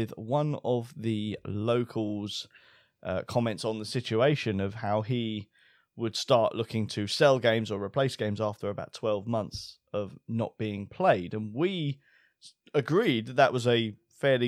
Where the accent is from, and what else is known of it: United Kingdom